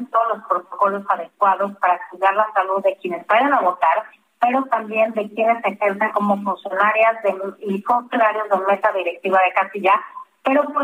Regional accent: Mexico; tenemos, creo, como, como mexicanos y mexicanas, muy las reglas conforme las cuales tenemos que ir a ejercer nuestro voto

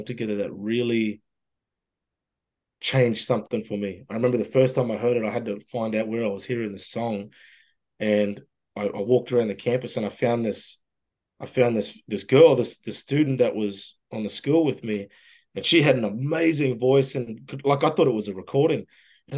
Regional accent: Mossman, Queensland, Australia; moved away as an adult; also born or lived in Brisbane, Australia / Toronto, Canada; now in Ontario, Canada; I left my hometown of Mosman up in Far North Queensland

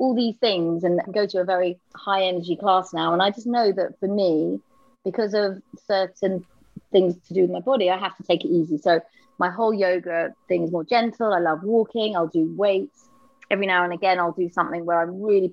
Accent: London, United Kingdom; I was from Camden.

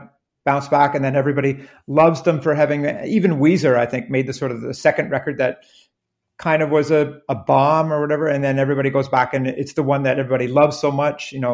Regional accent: Canada; we're from Canada, and being from Canada

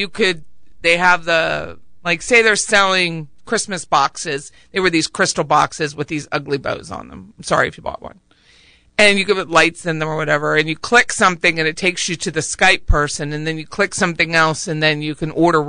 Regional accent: Harrisburg, Pennsylvania, United States; which I'm from Harrisburg, Pennsylvania.

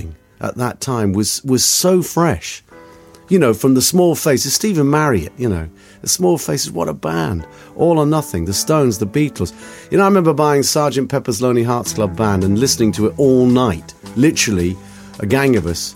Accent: Oxfordshire, South East England, United Kingdom; also born or lived in Germany / Kidlington; I was born in Germany, of Scots-Irish parentage. My father was in the forces, and I was reared in a village in Oxfordshire

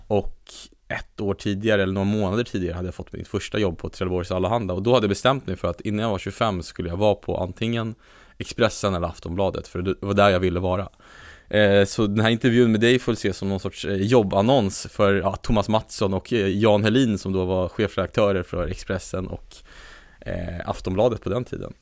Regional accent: Sweden; jag är så extremt rotad i Sverige

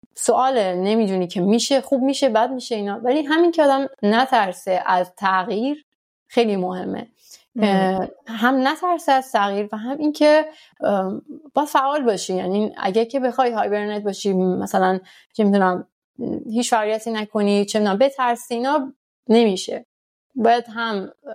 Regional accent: Iran; moved away as an adult; now in France; ماها که در حال با تو ایران بزرگ شدیم

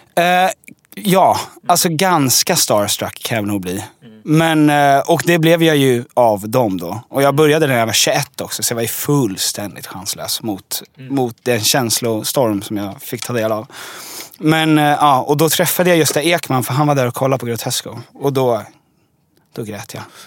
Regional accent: Djursholm, Stockholm County, Sweden; now in Stockholm, Sweden; jag är uppvuxen i Djursholm som mm. är eh, en mil norr om Stockholm

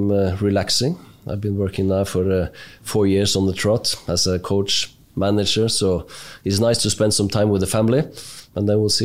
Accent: Oslo area, Norway; Just outside Oslo. Nice, quiet place. Local place with staying in the same area for 10 years.

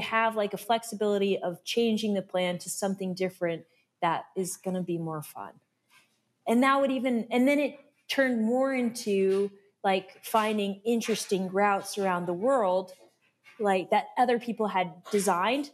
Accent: Alaska, United States; moved away as an adult; also born or lived in Tacoma, Washington; now in Tucson, United States; I grew up in Alaska

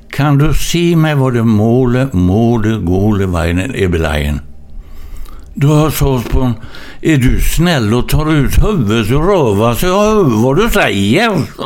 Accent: Gothenburg, Västra Götaland, Sweden; jag är ju född i Gamlestaden

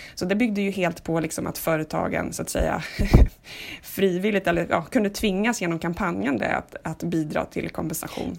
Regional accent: Sweden; vi svenskar

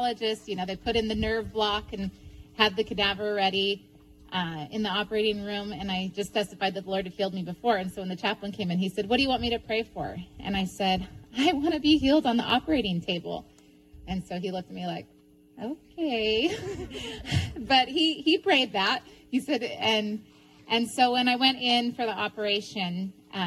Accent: United States; moved away as an adult; also born or lived in Ukraine; I'm originally from Tulip.

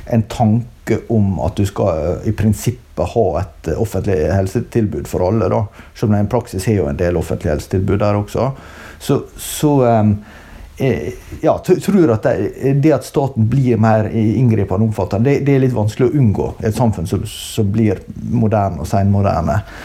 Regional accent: Norway; vi som nordmenn

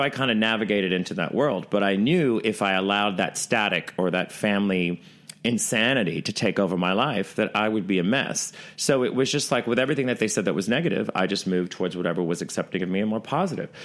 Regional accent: the South, United States; now in New York, United States; I come from the South where where they're really welcoming

